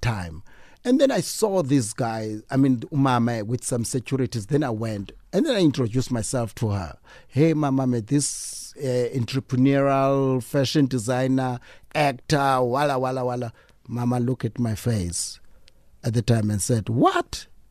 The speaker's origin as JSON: {"language": "English", "town": "East London", "region": "Eastern Cape", "country": "South Africa", "tie": "born or raised there", "said": "we grew up in East London"}